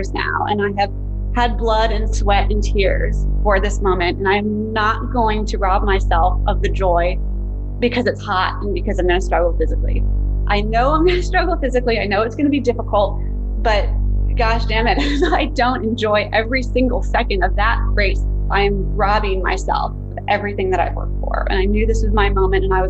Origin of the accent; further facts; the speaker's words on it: Fairfax County, Virginia, United States; I grew up in Fairfax County, Virginia. I still live there today, so born and raised